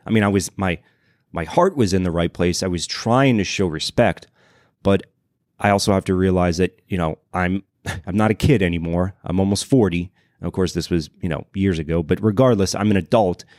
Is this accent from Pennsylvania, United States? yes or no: no; Louisiana, United States; moved away; originally I'm from Louisiana